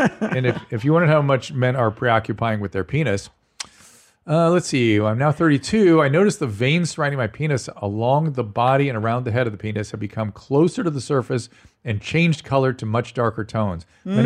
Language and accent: English; Buenos Aires, Argentina; English is a second language; Sorry if my English is not the best. I'm from Buenos Aires, Argentina.